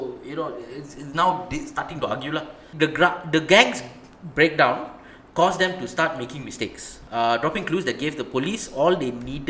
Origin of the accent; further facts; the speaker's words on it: Singapore; I'm Singaporean and a military man.